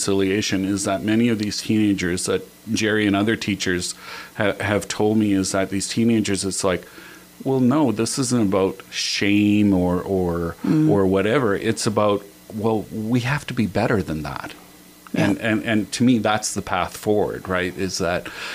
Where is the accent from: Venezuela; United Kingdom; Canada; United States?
Canada; Northwest Territories; I grew up in the Northwest Territories